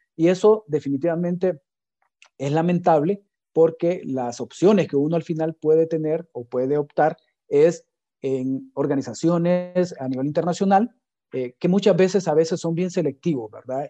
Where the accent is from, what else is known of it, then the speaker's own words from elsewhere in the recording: Honduras; Nuestras capacidades, nuestras competencias digitales como hondureños son bien bajas